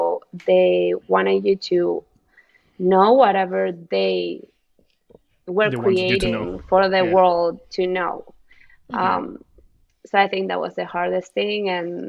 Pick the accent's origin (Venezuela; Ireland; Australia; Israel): Venezuela; now in United States; growing up in Latin America is very different than growing up in the US in general.